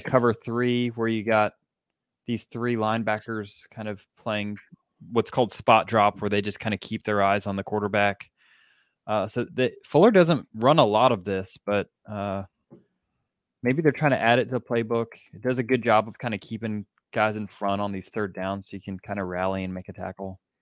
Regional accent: Atlanta, Georgia, United States; I grew up in Atlanta

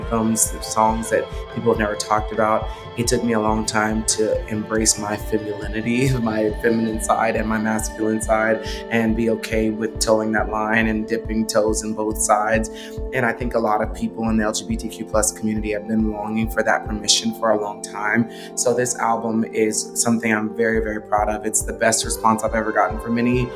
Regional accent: Texas, United States; my hometown, Texas

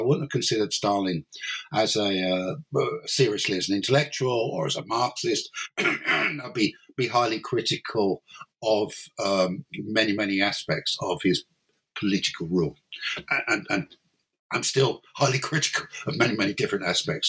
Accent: London, United Kingdom; moved away as an adult; now in Cork, Ireland; originally I'm not Irish. Originally, I'm English or British. I'm from London basically, and then in 1992 I moved to Ireland

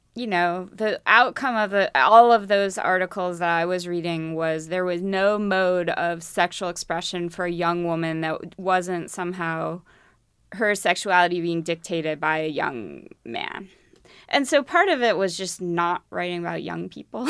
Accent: Midwest, United States; I'm from the Midwest

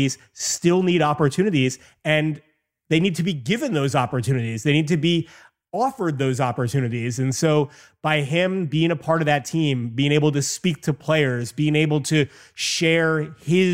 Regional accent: New York, United States; growing up in New York

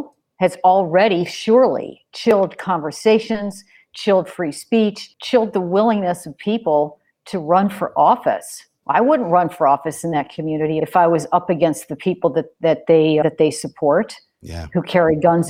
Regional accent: Chicago, Illinois, United States; I'm from Chicago. Most of my early career was in Illinois

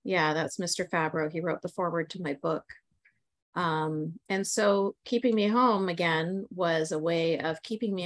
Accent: Canada; I'm born and raised in Canada

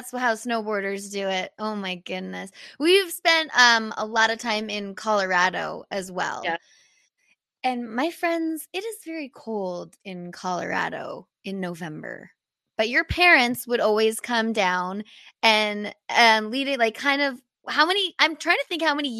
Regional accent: Canada; being a Canadian athlete isn't always the easiest.

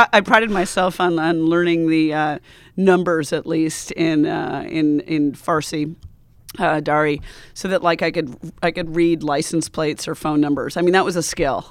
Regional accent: United States; also born or lived in Montana / Wyoming; I'm from Montana and Wyoming

